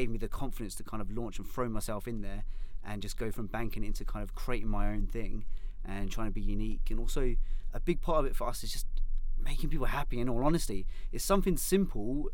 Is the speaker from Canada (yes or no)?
no; London, United Kingdom; moved away as an adult; now in Minnesota, United States; where I'm from in London now, after moving here, I'm part of an area where they talk quite fast